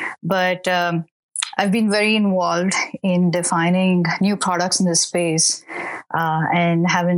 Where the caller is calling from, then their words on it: California, United States; I'm based in the Bay Area in California.